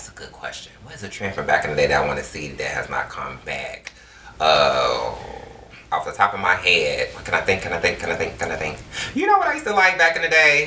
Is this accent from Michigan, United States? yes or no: yes; Detroit, Michigan, United States; it was actually fun growing up in Detroit. Like, some of my best childhood memories, I can just go back to just growing up, being a kid in the inner city in Detroit